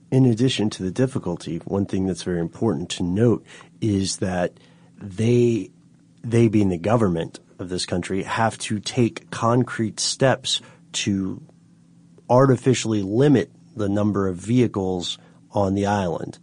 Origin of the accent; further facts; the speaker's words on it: Tennessee, United States; accent: Tennessee; my Tennessee accent